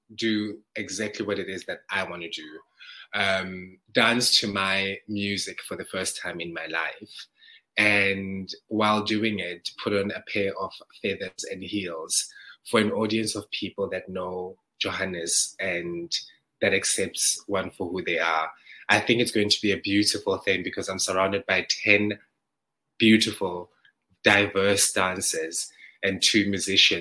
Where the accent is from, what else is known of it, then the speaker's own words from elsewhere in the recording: South Africa; moved away; That outfit represents my hometown, you know, the rural areas of South Africa, and a Zulu boy becoming of age. So that is that's how we dress back home